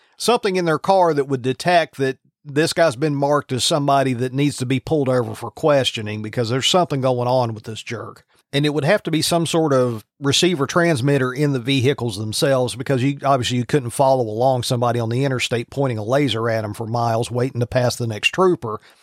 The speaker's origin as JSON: {"language": "English", "region": "Virginia", "country": "United States", "tie": "born or raised there", "said": "I grew up in Virginia"}